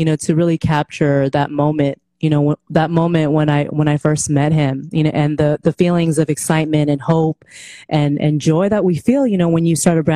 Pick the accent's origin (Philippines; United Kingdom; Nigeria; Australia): Philippines; moved away; I was born in the Philippines